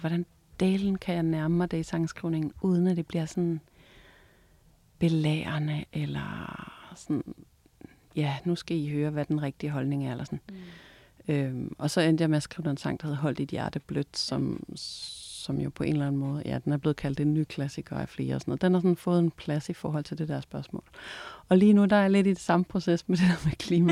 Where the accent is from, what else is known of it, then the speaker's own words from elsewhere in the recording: Vendsyssel, North Jutland, North Denmark Region, Denmark; jeg er vokset op deroppe i Vendsyssel, helt op i øh, Nordjylland, ude ved vestkysten